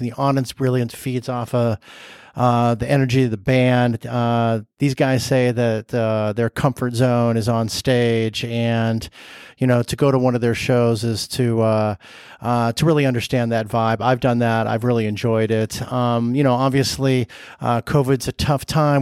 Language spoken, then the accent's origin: English; Southern California, United States; I'm from Southern California